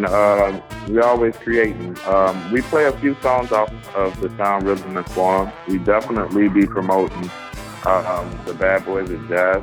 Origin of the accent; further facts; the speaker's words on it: Chicago, Illinois, United States; growing up in Chicago in a family full of music